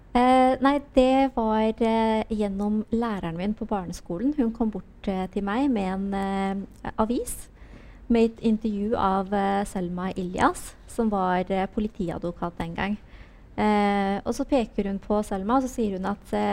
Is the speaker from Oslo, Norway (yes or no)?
yes; Oslo, Norway; oppveksten min på Holmen var eh, fantastisk